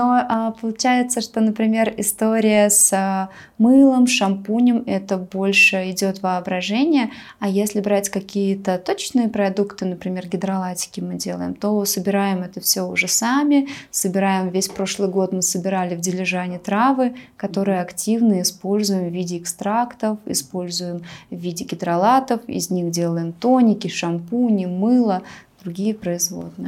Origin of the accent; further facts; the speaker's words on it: Bashkortostan, Russia; moved away as an adult; now in Armenia; в Башкирии, откуда я родом